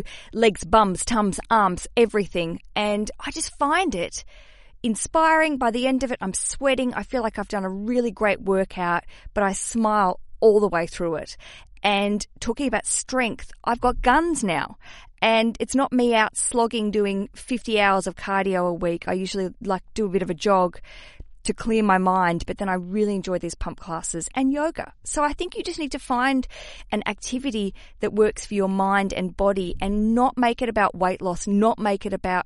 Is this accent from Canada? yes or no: no; Australia; accent: Australian; my Australian accent